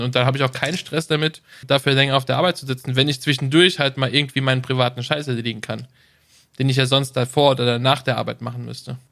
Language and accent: German; Germany; bei uns in Deutschland